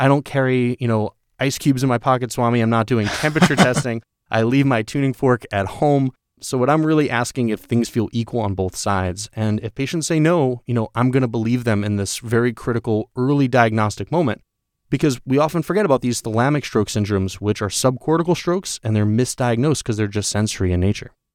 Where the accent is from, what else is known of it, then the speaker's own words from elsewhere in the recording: New York, United States; I'm from New York